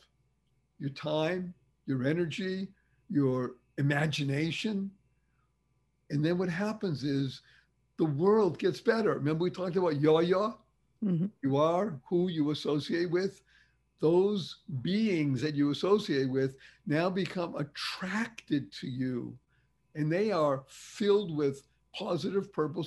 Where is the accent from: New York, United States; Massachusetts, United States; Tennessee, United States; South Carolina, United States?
Massachusetts, United States; Boston; I grew up in Boston, Massachusetts